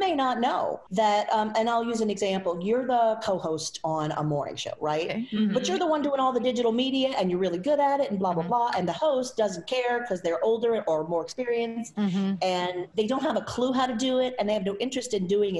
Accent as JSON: {"language": "English", "region": "Southwest Louisiana", "country": "United States", "also_born_or_lived": "Texas / Las Vegas", "moved": "as an adult", "said": "It's, you know, a Cajun name. I'm from Southwest Louisiana"}